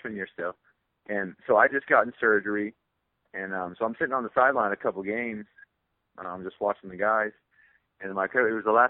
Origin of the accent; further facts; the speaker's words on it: Cincinnati, Ohio, United States; growing up in Cincinnati, being 2 hours away